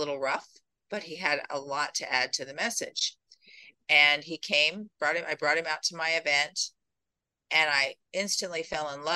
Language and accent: English; Colorado, United States; I'm from Colorado